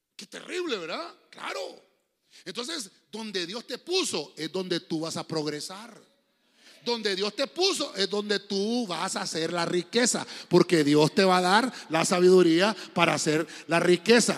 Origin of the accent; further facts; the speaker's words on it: Honduras; nací en Honduras